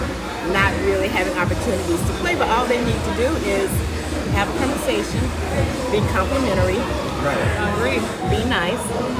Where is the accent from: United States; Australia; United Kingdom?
United States; Birmingham, Alabama; I'm from Birmingham